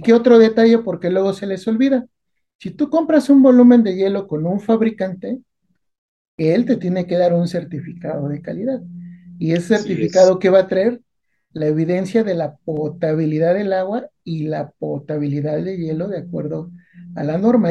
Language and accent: Spanish; Naucalpan, State of Mexico, Mexico; de niño, cuando vivía en Naucalpan